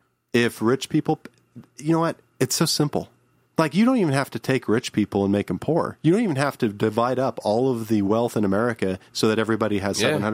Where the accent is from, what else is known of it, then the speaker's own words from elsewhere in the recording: United States; Well, we don't because we're American.